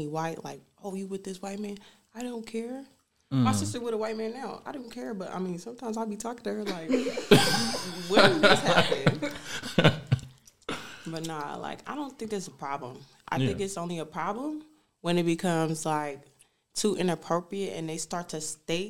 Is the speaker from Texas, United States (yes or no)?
yes; Killeen, Texas, United States; now in Germany; I'm from Killeen, Texas, and I am single